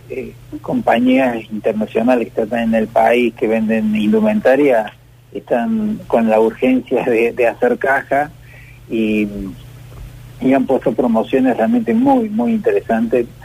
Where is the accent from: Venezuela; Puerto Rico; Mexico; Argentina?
Argentina; Córdoba; te hablo como cordobés, es muy bueno lo que hemos logrado los cordobeses